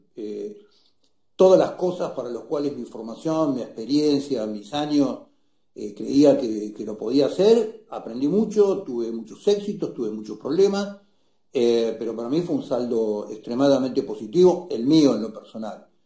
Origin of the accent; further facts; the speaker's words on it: Argentina; los argentinos hace décadas que no hablamos del largo plazo